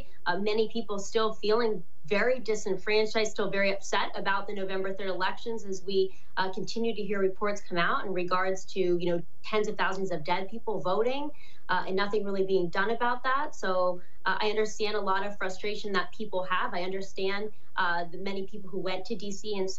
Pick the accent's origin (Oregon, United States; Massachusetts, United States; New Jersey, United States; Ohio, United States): Ohio, United States; They're out of touch with people here in my home state of Ohio.